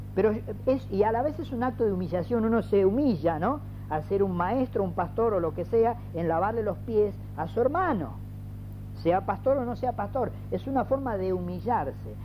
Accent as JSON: {"language": "Spanish", "town": "Ciudadela", "region": "Buenos Aires Province", "country": "Argentina"}